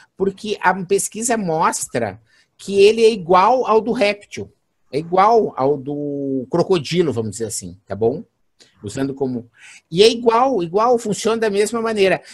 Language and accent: Portuguese; Santa Maria, Rio Grande do Sul, Brazil; Não é gaúcho, com certeza, sou de Santa Maria